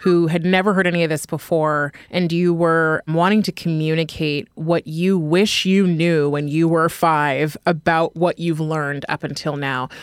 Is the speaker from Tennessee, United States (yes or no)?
no; California, United States; now in New York, United States; I'm from California. I live in New York